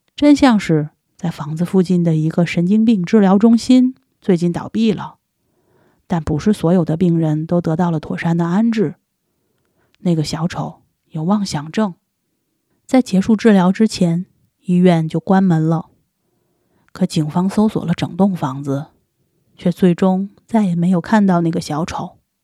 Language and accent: Chinese; China; 我们中国人